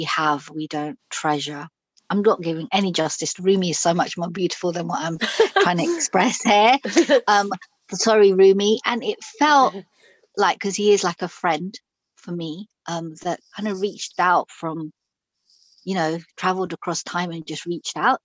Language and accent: English; Pakistan; now in London, United Kingdom; I'm Pakistani. I was born in Pakistan